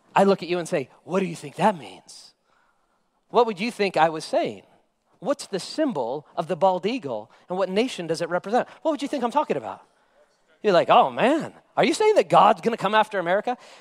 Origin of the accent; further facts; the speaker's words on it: United States; me as an American